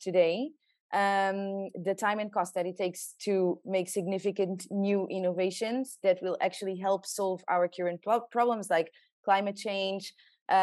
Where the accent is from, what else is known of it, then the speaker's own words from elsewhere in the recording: southern Portugal, Portugal; I'm from the south of Portugal, so where all the nice beaches are.